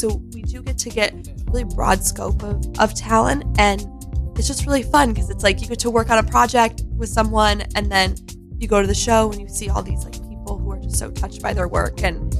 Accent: Rochester, New York, United States; now in New York City, United States; I'm originally from Rochester, New York. So okay. Like way up by Canada. And then moved to the city.

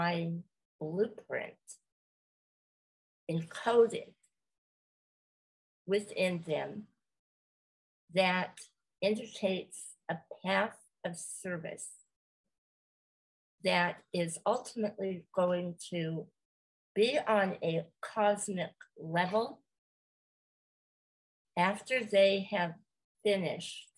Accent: California, United States; I am from California, and I have lived here the majority of my life

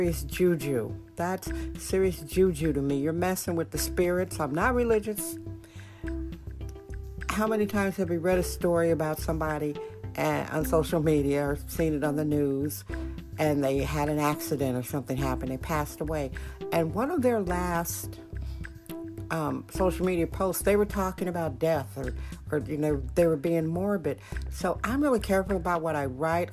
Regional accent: Milwaukee, Wisconsin, United States; now in San Francisco, United States; That's a suburb of Milwaukee, my hometown, Milwaukee, Wisconsin

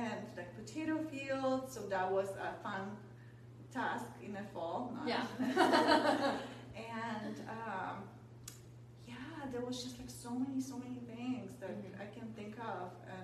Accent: Poland; moved away as an adult; now in United States; I grew up in Poland. I moved to the United States when I was 18.

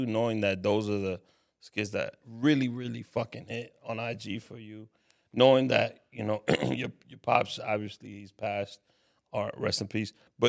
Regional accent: New York City, New York, United States; I'm from Harlem.

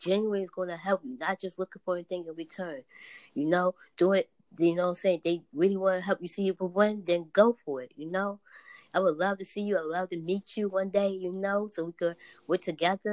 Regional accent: Philadelphia, Pennsylvania, United States; I'm from Philly, Philadelphia, PA. Mm-hmm. Born and raised

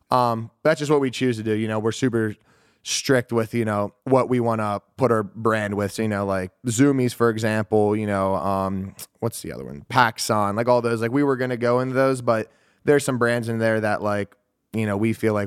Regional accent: Pittsburgh, Pennsylvania, United States; So I grew up in Pittsburgh, Pennsylvania. I was born and raised there.

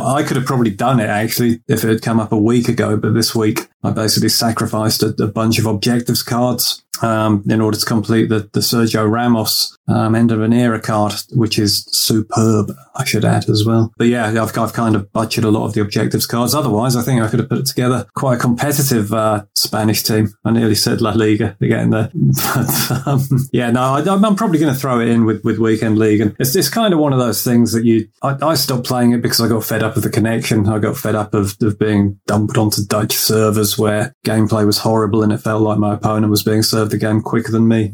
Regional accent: England, United Kingdom; being an Englishman

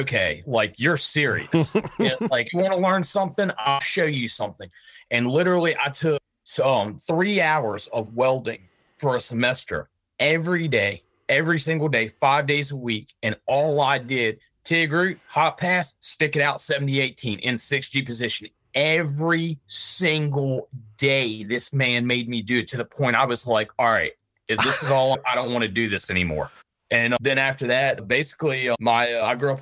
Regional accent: Richmond, Virginia, United States; I'm from Richmond, Virginia

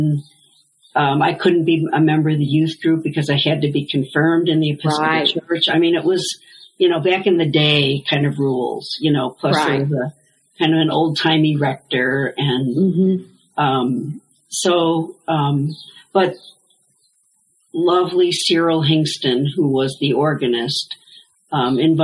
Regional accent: Buffalo, New York, United States; I grew up in the Presbyterian Church in downtown Buffalo

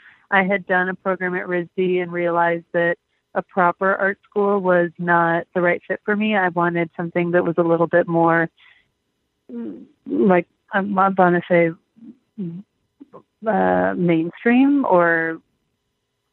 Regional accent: Los Angeles, California, United States; also born or lived in Michigan; I'm from Los Angeles, born and raised

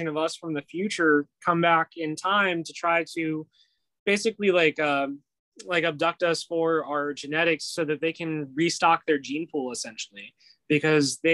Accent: Pennsylvania, United States; I am from Pennsylvania.

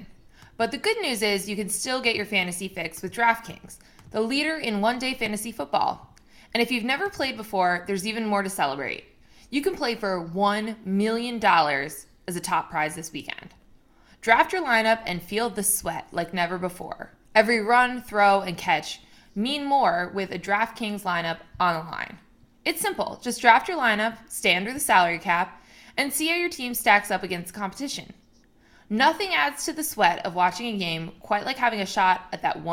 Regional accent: near Rutgers, Central New Jersey, United States; I'm from 20 minutes north of there, between Rutgers

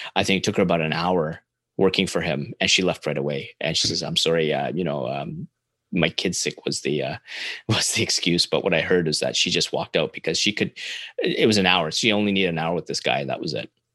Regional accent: Canada; as a Canadian

